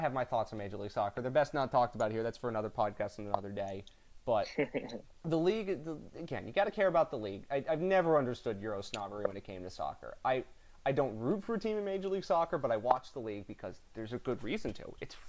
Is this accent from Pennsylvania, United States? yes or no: yes; outside of Philadelphia, Pennsylvania, United States; I grew up outside of Philly.